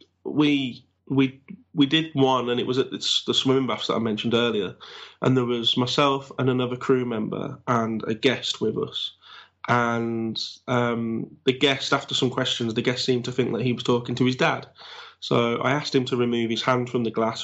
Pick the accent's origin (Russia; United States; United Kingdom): United Kingdom; Black Country, West Midlands; accent: Black Country; my accent basically is known as a black country accent for the area that I'm